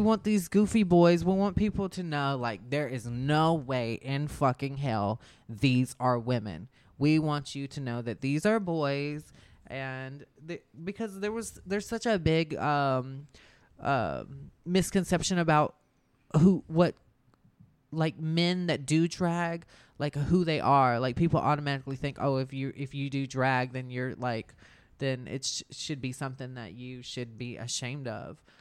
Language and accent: English; Albany, Georgia, United States; accent: country; moved away as an adult; also born or lived in Athens, Georgia / Atlanta, Georgia / California; now in Orlando, United States; I moved from Albany, Georgia, and I went to Athens, Georgia